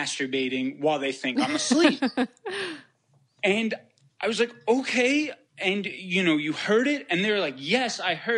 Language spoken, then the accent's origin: English; New York, United States; I'm from New York.